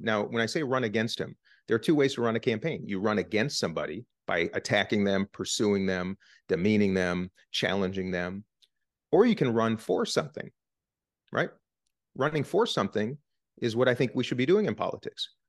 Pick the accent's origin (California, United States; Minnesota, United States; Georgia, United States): Minnesota, United States; Minnesota, my home state